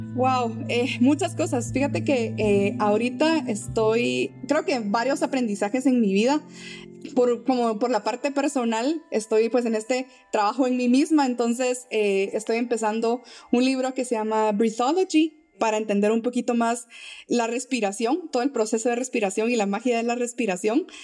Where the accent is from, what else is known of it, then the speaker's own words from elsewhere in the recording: Guatemala; nuestra naturaleza como guatemaltecos